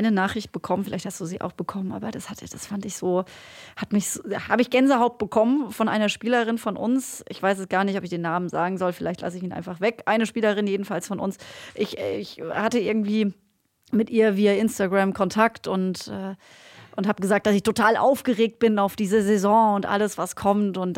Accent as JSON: {"language": "German", "area": "Black Forest", "region": "Baden-Württemberg", "country": "Germany", "said": "komm aus dem Schwarzwald, Leute. Ich kann kein Hochdeutsch und schon gar kein äh, Hamburgerisch."}